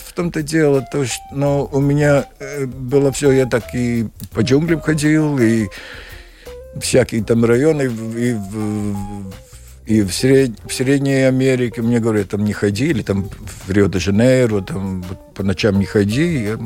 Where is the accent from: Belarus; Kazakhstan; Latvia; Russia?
Latvia; Kuldīga, Kurzeme; Russian is a second language; also born or lived in Dobele / Ventspils / Liepāja / Tallinn; я из Кулдыги, я в Добилу родился только